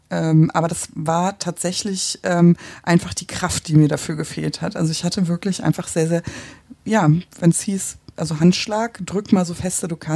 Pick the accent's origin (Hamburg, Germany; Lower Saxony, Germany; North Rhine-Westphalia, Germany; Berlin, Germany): Hamburg, Germany; ich komme aus Hamburg. Ähm, wir haben es nicht so mit Bergen. Ich wohne am Stadtrand, also im Prinzip Grenze an Grenze zur schleswig-holsteinischen Einöde.